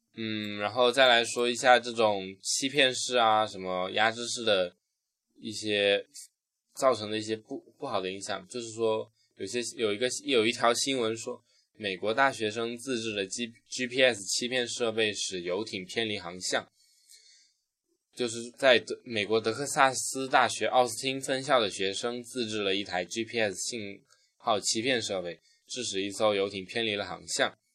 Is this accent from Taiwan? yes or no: no; China; 我们中国人